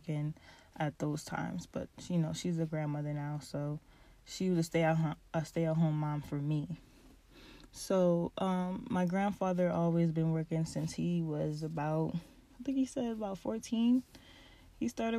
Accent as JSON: {"language": "English", "region": "Pennsylvania", "country": "United States", "tie": "born or raised there", "also_born_or_lived": "Baltimore, Maryland", "said": "I was raised in Pennsylvania"}